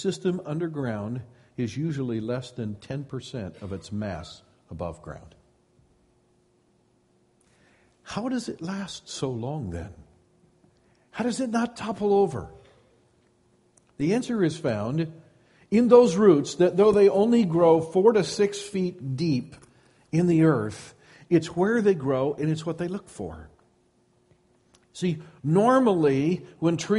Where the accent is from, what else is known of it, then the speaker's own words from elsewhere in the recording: Midwest, United States; now in Sonoma County, United States; I grew up in the Midwest